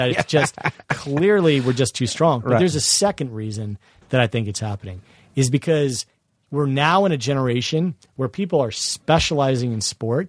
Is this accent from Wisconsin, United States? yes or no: no; Vienna, Virginia, United States; my hometown, Vienna, Virginia?